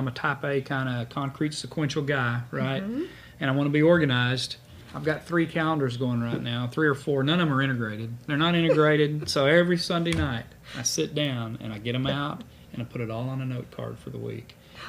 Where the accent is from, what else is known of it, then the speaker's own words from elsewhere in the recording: Canton, Texas, United States; I grew up in East Texas, in Canton, home of First Monday.